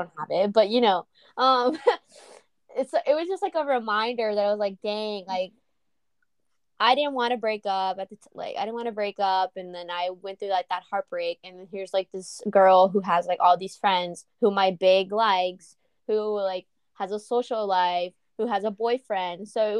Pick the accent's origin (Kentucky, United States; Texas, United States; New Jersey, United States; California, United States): Texas, United States; San Marcos; Yeah, I'm from San Marcos. Like, I'm hours away.